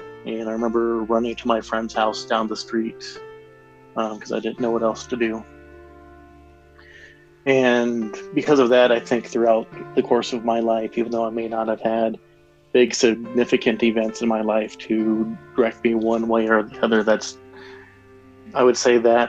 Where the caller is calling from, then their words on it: Denver, Colorado, United States; I'm calling from Denver, Colorado.